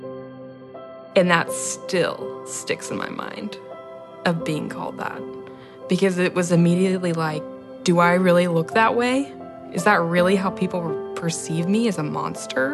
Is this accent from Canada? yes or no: no; Friendswood, Texas, United States; I'm 23 years old, and I'm from Friendswood, Texas